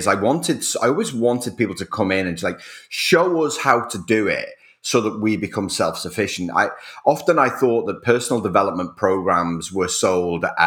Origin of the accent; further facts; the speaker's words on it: Rainhill, North West England, United Kingdom; also born or lived in Whiston; I was born in Wiston Hospital. Wiston is a suburb of Liverpool. It's east of Liverpool. It's about 8 miles away. And I grew up in a little village called Rain Hill.